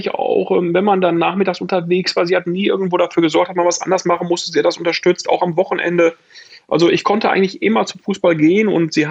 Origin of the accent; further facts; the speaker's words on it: Arnsberg, North Rhine-Westphalia, Germany; Hüsten ist jetzt ein Teil meiner Geburtsstadt ähm, Arnsberg im Sauerland auch